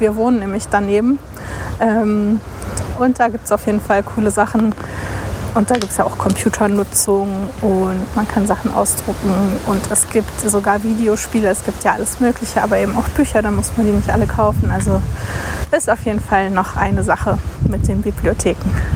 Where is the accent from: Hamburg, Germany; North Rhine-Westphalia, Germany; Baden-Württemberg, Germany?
Hamburg, Germany; Ich komme ja aus Hamburg